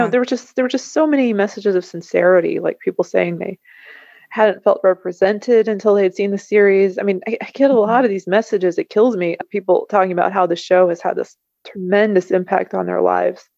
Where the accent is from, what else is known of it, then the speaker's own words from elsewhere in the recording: Kentucky, United States; I've stayed in my hometown in Kentucky